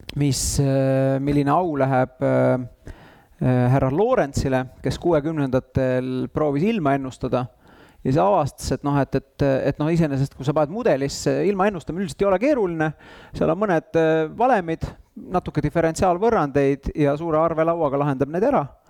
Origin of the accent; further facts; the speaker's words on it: Tallinn, Harju County, Estonia; mina käisin Lasnamäel saja viiekümne kolmandas lastepäeva kodus